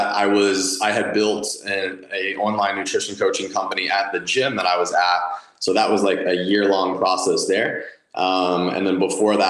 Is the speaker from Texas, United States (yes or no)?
yes; Dallas, Texas, United States; I'm born and raised in Dallas, Texas, lived here my whole life